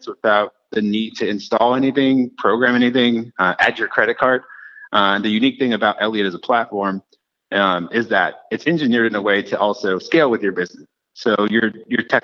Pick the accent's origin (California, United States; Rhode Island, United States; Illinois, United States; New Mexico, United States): California, United States; Los Angeles; moved away as an adult; also born or lived in Reno, Nevada / Barcelona / Milan / Frankfurt; I'm actually, I'm from Los Angeles. Born and raised there